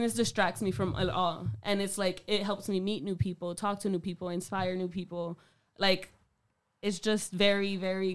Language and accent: English; Worcester, Massachusetts, United States; I'm from Burncoat, so we had a fellow classmate